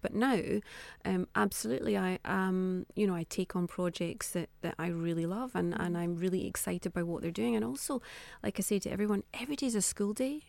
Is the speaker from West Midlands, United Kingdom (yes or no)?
no; Scotland, United Kingdom; being Scottish